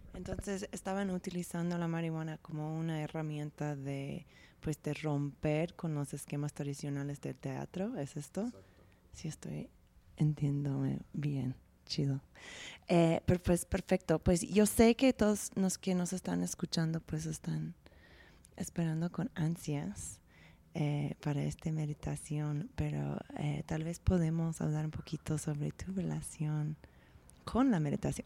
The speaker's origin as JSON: {"language": "Spanish", "country": "United States", "moved": "yes", "said": "como gringa"}